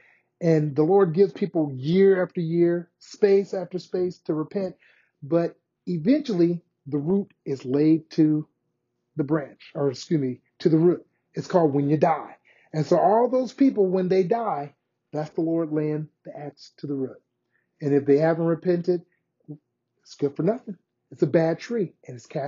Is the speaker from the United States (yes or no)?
yes; United States; we as Americans